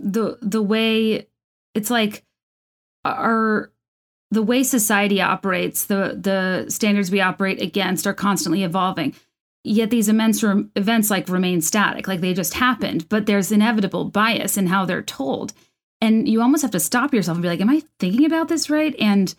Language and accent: English; California, United States; born there; I was born in California, like, you know, whatever.